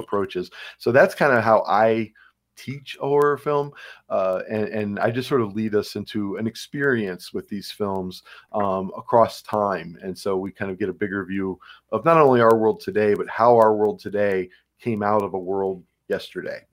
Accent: Cleveland, Ohio, United States; moved away as an adult; also born or lived in Georgia / Pennsylvania; now in Cresson, Pennsylvania, United States; I grew up in Cleveland, Ohio

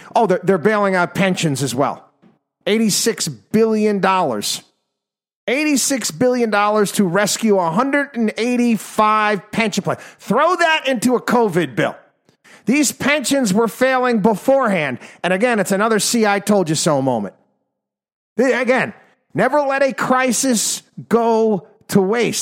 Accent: New York, United States; my home state now included here, the state of New York

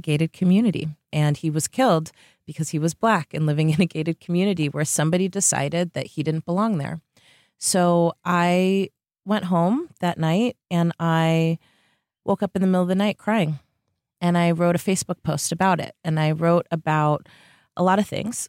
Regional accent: Bay Area, California, United States; also born or lived in Tiburon, California; I was, uh, born and raised in the Bay Area

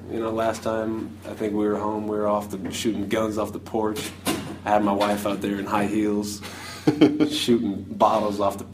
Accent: Nebraska, United States; moved away as an adult; now in Chicago, United States; growing up in Nebraska.

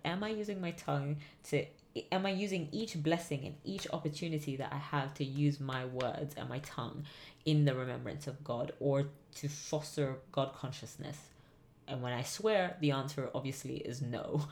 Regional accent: England, United Kingdom; growing up in England

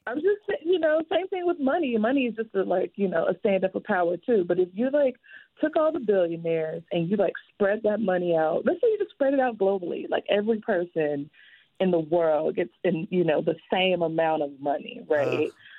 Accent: the South, United States; I'm also like from the South

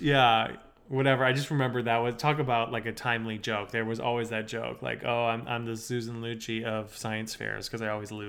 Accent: Minnesota, United States; Now, I'm from Minnesota

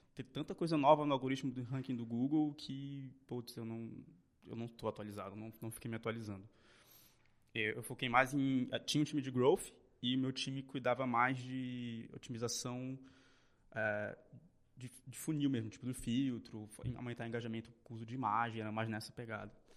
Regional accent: Belém, Pará, Brazil; moved away as an adult; now in São Paulo, Brazil; Nasci em Belém

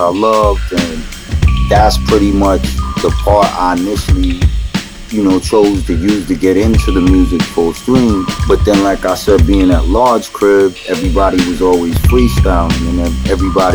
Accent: New York City, New York, United States; I come from Flushing, Queens. I was born there

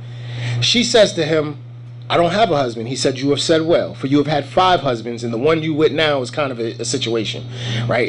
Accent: United States; We here in America, I ain't never been to Africa.

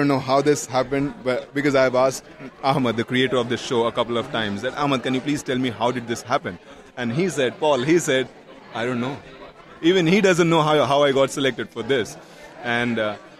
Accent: New Delhi, Delhi, India; also born or lived in Bihar, India; New Delhi, the capital of India, where I was raised and everything

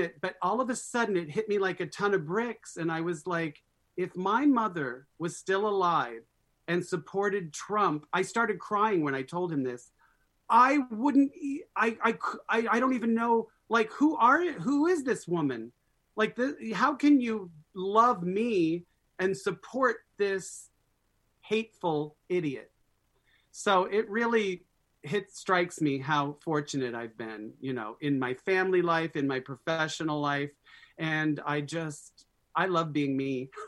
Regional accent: Scottsdale, Arizona, United States; Growing up in Scottsdale, Arizona in the 60s and 70s

